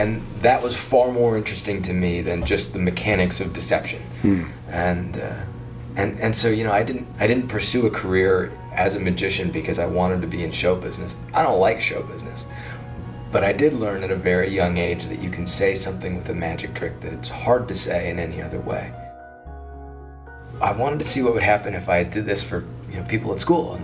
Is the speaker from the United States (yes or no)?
yes; Ames, Iowa, United States; I grew up in Ames, Iowa.